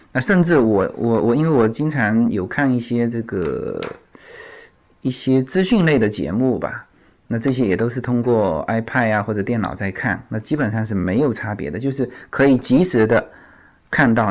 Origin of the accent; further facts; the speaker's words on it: China; now in United States; 我说来自China